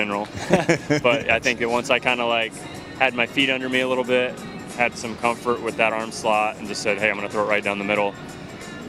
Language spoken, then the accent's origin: English; Seattle, Washington, United States; I was growing up in Seattle, was a big Mariner fan